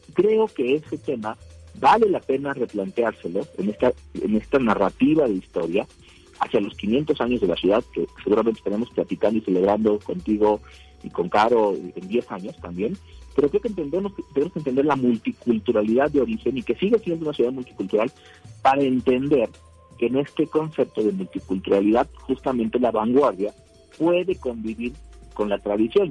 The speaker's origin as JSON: {"language": "Spanish", "region": "Puebla", "country": "Mexico", "said": "nuestra identidad cultural como poblanos"}